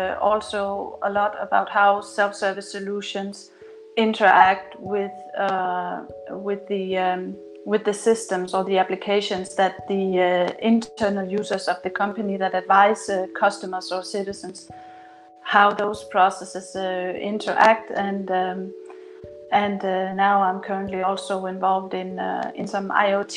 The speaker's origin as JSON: {"language": "English", "country": "Denmark", "also_born_or_lived": "Copenhagen", "said": "I'm from Denmark, based in Copenhagen."}